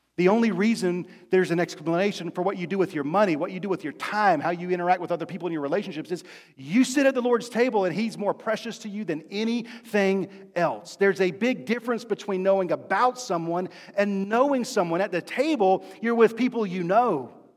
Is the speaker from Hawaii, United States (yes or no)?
no; Rocky Mount, North Carolina, United States; also born or lived in Fayetteville, North Carolina; When I was in the fifth grade in the middle of the year, When on Christmas break and over Christmas break, winter break, we moved from Fayetteville to Rocky Mount, North Carolina